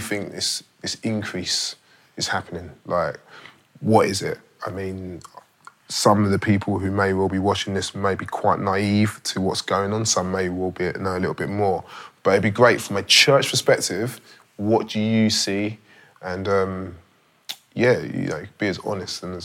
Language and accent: English; London, United Kingdom; I grew up around South East London. I went to school around here